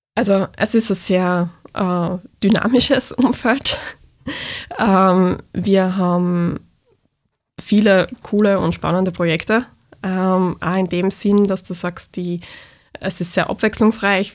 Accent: Graz area, Styria, Austria; ich komme aus Graz Umgebung

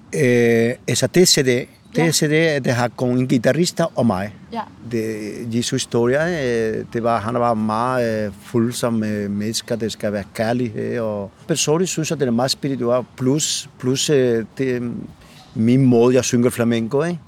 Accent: Bobadilla, Andalusia, Spain; Danish is a second language; moved away as an adult; now in Copenhagen, Denmark; jeg kommer fra Spanien, fra Andalusia

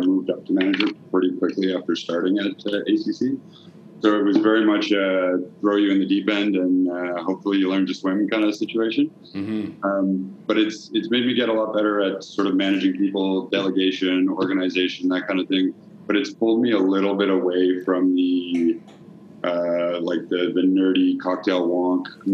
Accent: Quebec, Canada; also born or lived in Halifax, Nova Scotia; now in Montreal, Canada; I grew up just outside of Ottawa on the Quebec side. One of the rare Anglo-Quebecers, right on the Quebec-Ontario border.

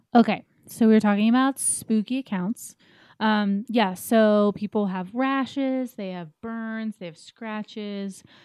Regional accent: East Coast, United States; I'm too from the East Coast

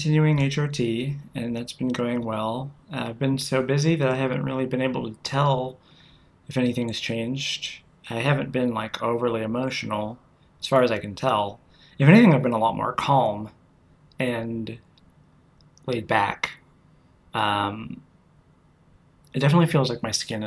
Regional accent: United States; as an American who does not speak Italian

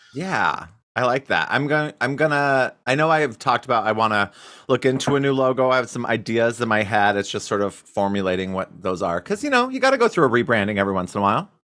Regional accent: Cody, Wyoming, United States; my hometown in Cody, Wyoming

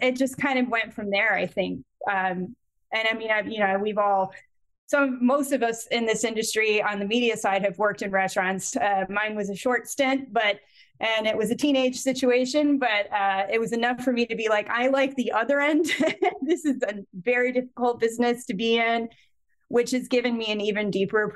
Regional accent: Connecticut, United States; my hometown in Connecticut

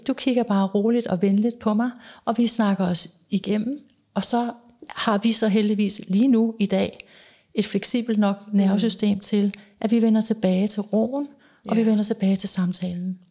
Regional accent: Denmark; moved away as an adult; also born or lived in United States; det har jeg været dels hjemme i Danmark, og så har jeg været det i USA

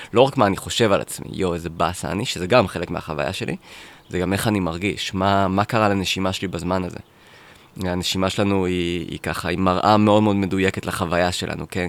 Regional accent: Netanya, Central District, Israel; גדלתי בנתניה

